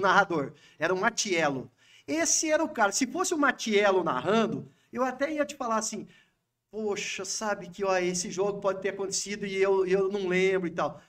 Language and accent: Portuguese; Pato Branco, Paraná, Brazil; Sou nascido em Pato Branco